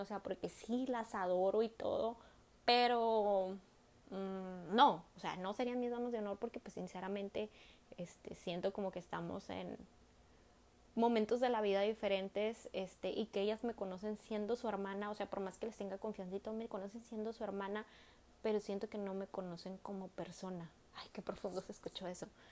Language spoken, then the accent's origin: Spanish; northern Mexico, Mexico; nosotros que somos norteñas, o sea, que vivimos acá en el norte del país, nosotros jugábamos a las bodas de chiquitas